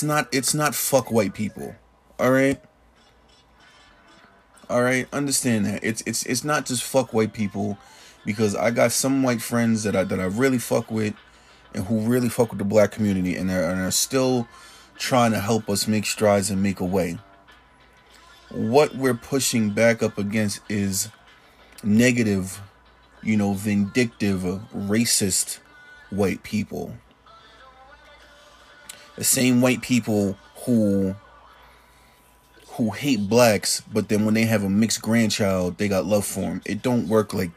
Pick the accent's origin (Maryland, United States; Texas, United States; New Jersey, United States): New Jersey, United States; Jersey City; I grew up in Jersey City, New Jersey.